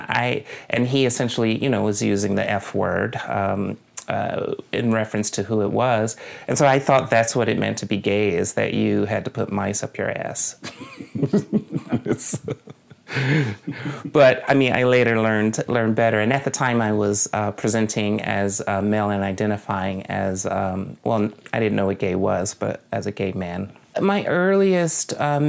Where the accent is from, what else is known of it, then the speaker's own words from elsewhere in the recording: Jackson, Mississippi, United States; my hometown is Jackson, Mississippi